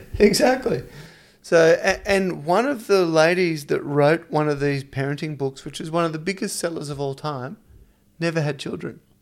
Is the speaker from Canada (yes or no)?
no; Victoria, Australia; moved away; also born or lived in Dubai; I grew up in Victoria